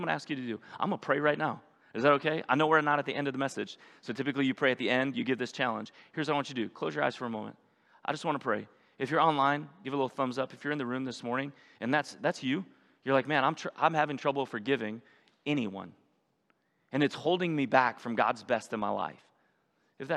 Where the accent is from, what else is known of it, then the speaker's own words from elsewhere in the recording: North Ridgeville, Ohio, United States; the town I grew up in North Ridgeville, about 45 minutes from here